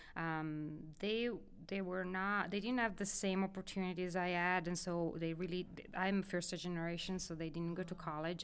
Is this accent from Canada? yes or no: no; near Milan, Lombardy, Italy; moved away as an adult; also born or lived in Amsterdam; I grew up in the northern side of Italy near Milan, which is just southwest of Milan